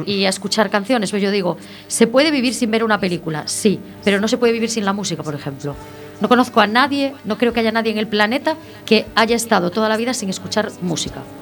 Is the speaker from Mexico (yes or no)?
no; Santiago de Compostela, Galicia, Spain; also born or lived in Ferrol; soy de San Pedro, del barrio de San Pedro